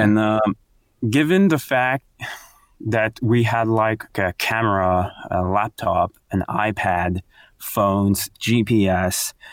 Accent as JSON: {"language": "English", "town": "Quebec City", "region": "Quebec", "country": "Canada", "tie": "born or raised there", "also_born_or_lived": "Montreal / Bromont", "moved": "as an adult", "lives_now": "Gatineau, Canada", "said": "I'm from Quebec City"}